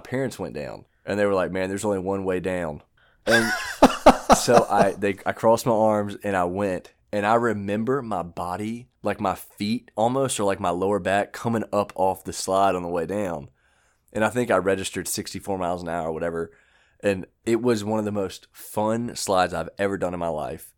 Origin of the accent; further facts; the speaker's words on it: United States; I'm American